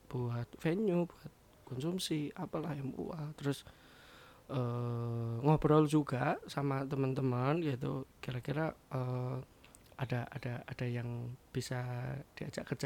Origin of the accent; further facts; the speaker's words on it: Java, Indonesia; Saya saya orang Jawa.